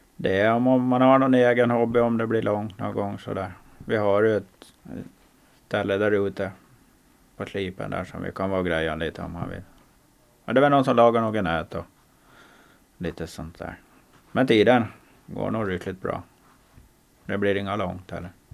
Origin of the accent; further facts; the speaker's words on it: Åland Islands; Vi är två ålänningar